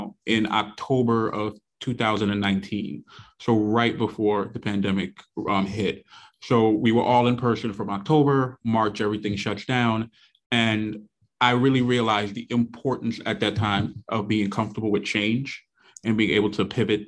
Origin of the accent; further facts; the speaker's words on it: New York City, New York, United States; born and raised in Brooklyn, New York, still reside in the same neighborhood that I was born in. So I'm in Flatbush